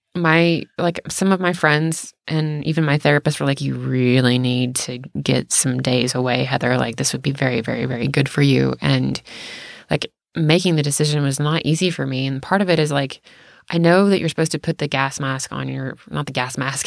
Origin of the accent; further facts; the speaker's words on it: the South, United States; growing up in the South